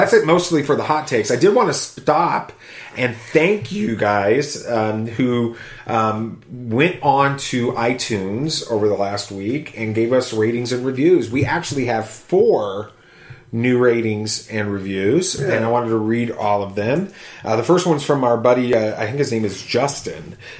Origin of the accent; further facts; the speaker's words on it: Australia; accent: Australian; Who, my Australian accent?